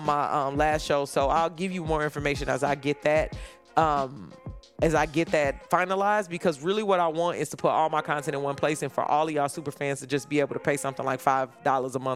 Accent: Chicago, Illinois, United States; I'm from Chicago. I'm used to being in a basketball kind of area

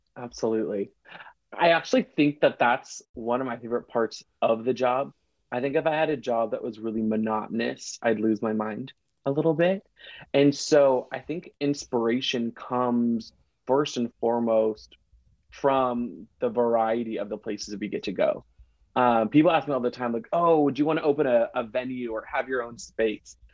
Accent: Seattle, Washington, United States; I'm from Seattle

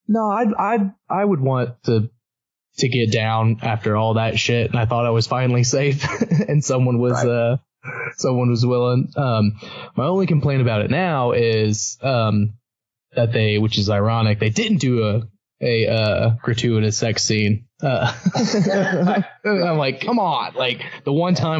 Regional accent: United States; I'm just being an American

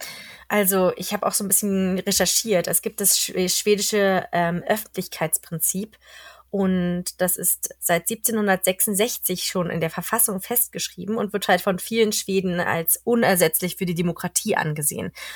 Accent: Germany; now in Sweden; als Deutscher

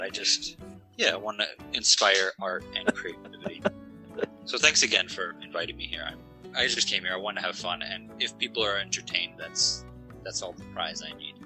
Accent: Canada; I'm Canadian

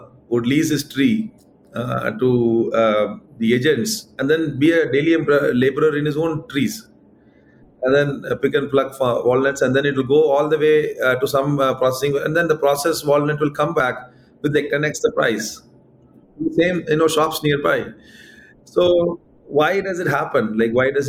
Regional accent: Madurai, Tamil Nadu, India; now in Bangalore, India; I also went back to my hometown, Madurai

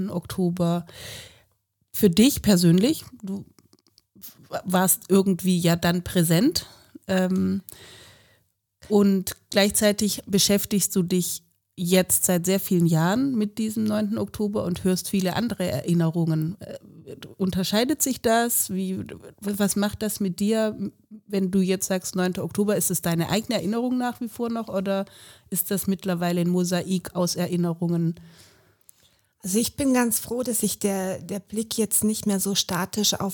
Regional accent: West Germany, Germany; now in Leipzig, Germany; Ich komme ja ursprünglich aus Westdeutschland, war 2000 bis 2002 in Leipzig und dann seit 2009 dauerhaft.

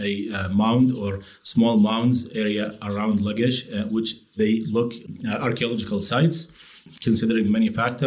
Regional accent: Iraq; I am anthropological archaeologist from Iraq

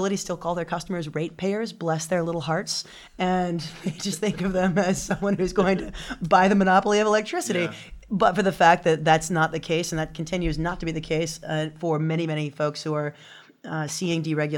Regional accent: Louisiana, United States; And so just growing up in Louisiana, which is the moniker is the sportsman's paradise, it's a beautiful place.

